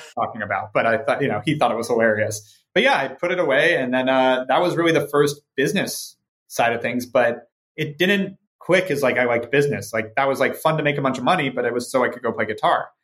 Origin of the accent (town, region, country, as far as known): Ojai, California, United States; born or raised there; also born or lived in Santa Monica; now in Los Angeles, United States